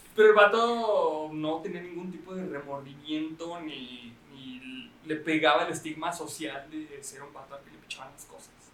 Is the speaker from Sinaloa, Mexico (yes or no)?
no; Chihuahua, Mexico; somos de Chihuahua